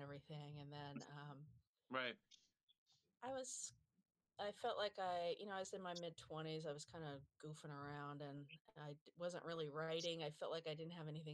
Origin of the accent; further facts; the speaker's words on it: Southern California, United States; I grew up in Southern California